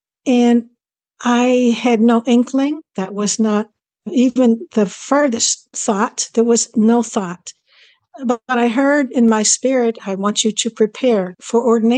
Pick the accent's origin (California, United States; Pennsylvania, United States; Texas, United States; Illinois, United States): Pennsylvania, United States; Pittsburgh; moved away; also born or lived in Ontario, Canada / Saskatchewan, Canada / Hawaii / Michigan; 73 years old, to get that out of the way first. A lot of people don't like to ask, but are curious. I was born in Pittsburgh, Pennsylvania, USA.